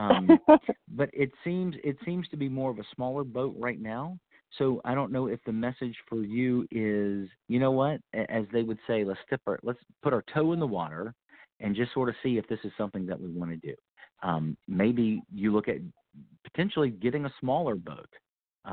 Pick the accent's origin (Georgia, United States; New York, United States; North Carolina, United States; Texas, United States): North Carolina, United States; also born or lived in Florida; that's my home state. I'm in Winston-Salem